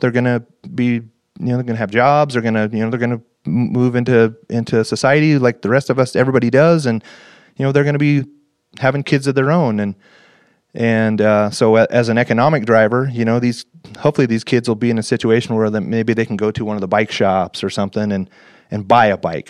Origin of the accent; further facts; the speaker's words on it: North Idaho, United States; Right here in, uh, North Idaho